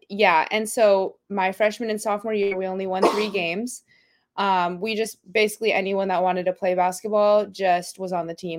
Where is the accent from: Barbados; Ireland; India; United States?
United States; Gilbert, Arizona; moved away as an adult; also born or lived in Eastern New Mexico; now in La Mirada, United States; I'm actually from Gilbert, Arizona